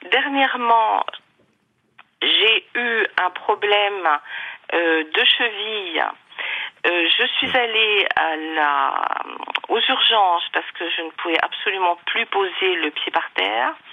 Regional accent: Territoire de Belfort, Bourgogne-Franche-Comté, France; moved away as an adult; je suis revenue en Franche-Comté parce que je suis de Franche-Comté, je suis mmh. du territoire de Belfort.

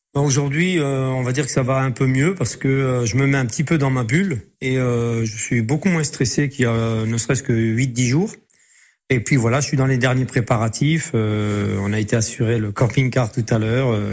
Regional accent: Metz, Grand Est, France; also born or lived in Semécourt; moi je suis né à Metz, je suis Mosellan, je suis Lorrain d'origine. Et j'habite effectivement euh, le petit village de Smécourt

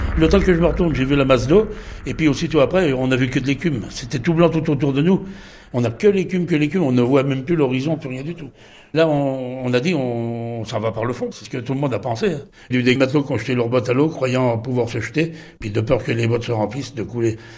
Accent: Les Sables-d'Olonne, Pays de la Loire, France; je suis des Sables d'Olonne, ancien marin-pêcheur

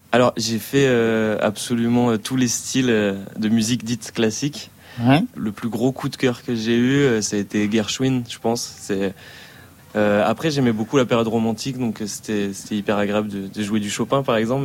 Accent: Rion-des-Landes, Nouvelle-Aquitaine, France; also born or lived in Dax; je suis né à Dax, dans le sud-ouest de la France, et j'ai grandi à Rion-des-Landes, un petit village euh, dans les Landes

